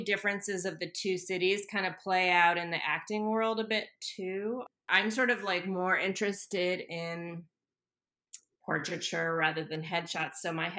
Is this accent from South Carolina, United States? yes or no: no; Santa Monica, California, United States; also born or lived in New York City; now in Los Angeles, United States; I grew up in Santa Monica